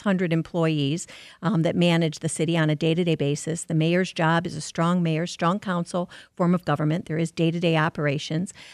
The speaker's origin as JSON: {"language": "English", "town": "Livonia", "region": "Michigan", "country": "United States", "tie": "born or raised there", "said": "born and raised in Livonia, my parents still live in Livonia"}